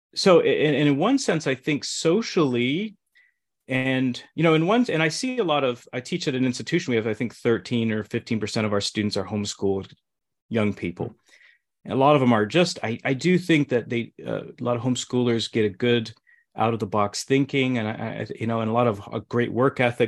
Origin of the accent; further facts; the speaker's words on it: Midwest, United States; moved away; growing up in the Midwest